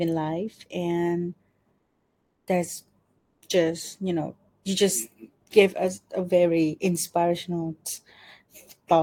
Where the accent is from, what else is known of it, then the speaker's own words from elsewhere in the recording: Thailand; I'm from a tourist destination city in Thailand